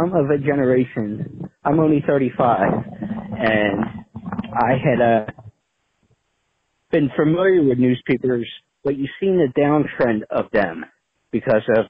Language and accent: English; Philadelphia, Pennsylvania, United States; I'm from the Northeast in the Philadelphia area originally